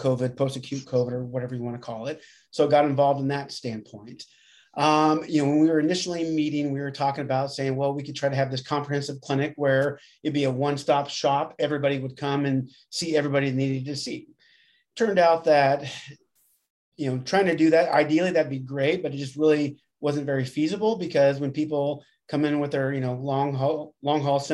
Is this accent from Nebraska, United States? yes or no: yes; Grand Island, Nebraska, United States; moved away as an adult; also born or lived in Lincoln, Nebraska; now in Omaha, United States; I'm from Grand Island initially. So I grew up in Grand Island and then undergrad at Nebraska Wesleyan and then up to Omaha